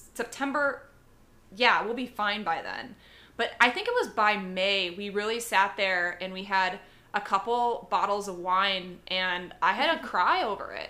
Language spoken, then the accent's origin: English; Chicago, Illinois, United States; moved away; I'm originally from Chicago